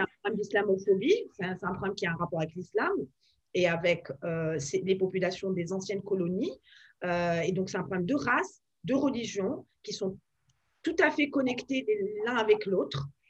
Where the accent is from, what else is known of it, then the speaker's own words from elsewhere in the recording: France; moved away as an adult; now in Washington, United States; nos valeurs de de fond en tant que Français